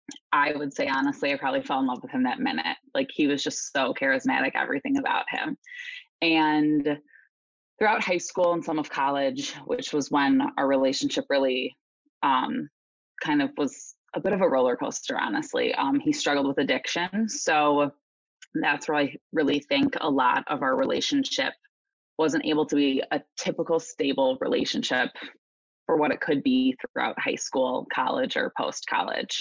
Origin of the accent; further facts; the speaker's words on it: Chicago suburbs, Illinois, United States; I grew up in the Chicago suburbs